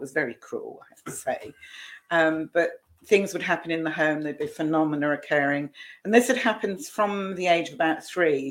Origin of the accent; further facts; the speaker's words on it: Scotland, United Kingdom; moved away; also born or lived in Southampton; I was born in Scotland, and by that time I was living in Southampton